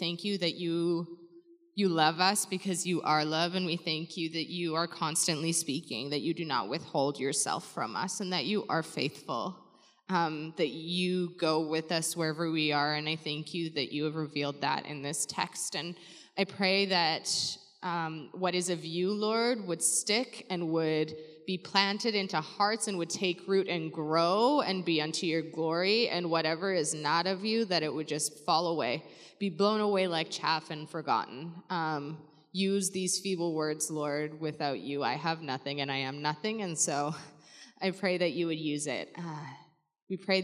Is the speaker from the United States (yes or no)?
no; Surrey, British Columbia, Canada; now in Vancouver, Canada; I'm from the area. I grew up in Surrey. I now live in Vancouver